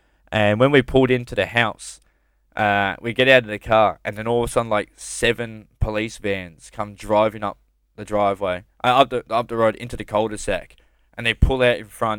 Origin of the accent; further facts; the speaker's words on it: Campbelltown, New South Wales, Australia; now in Melbourne, Australia; so when we moved from Sydney, well, from Campbelltown to...